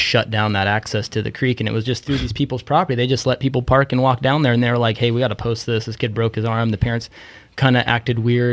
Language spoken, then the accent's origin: English; Palo Cedro, California, United States; I grew up in Palo Cedro, just east of Redding